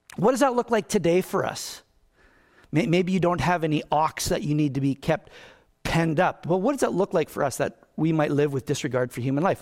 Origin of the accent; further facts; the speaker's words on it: Canada; I'm a Canadian